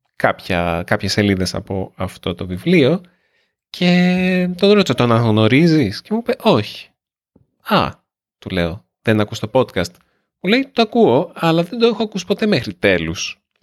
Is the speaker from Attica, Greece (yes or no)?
yes; Nea Smyrni, Attica, Greece; also born or lived in Australia; εγώ είμαι από τη Νέα Σμύρνη. Εγώ γεννήθηκα στη Νέα Σμύρνη.